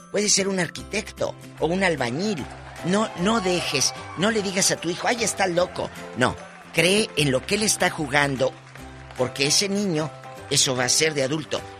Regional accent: Matamoros, Tamaulipas, Mexico; Yo, yo me asomaba, un día estaba la radio, ahí en mi tierra, en Matamoros, chiquito un radio así, de AM.

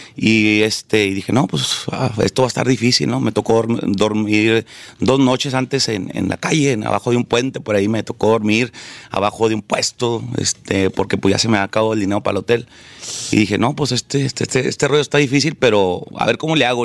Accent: Los Ojitos, Chihuahua, Mexico; moved away as an adult; also born or lived in Delicias, Chihuahua / Mexico City; Yo por eso nací en Delicia, Chihuahua. Pero en realidad yo soy de un rancho que se llama Los Ojitos. Es un rancho en la sierra de Chihuahua

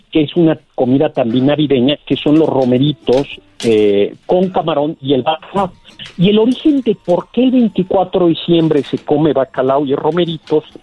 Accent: Mexico; Pero pues como los mexicanos somos muy fiesteros y pues ya nos urgía comenzar a celebrar desde la Nochebuena

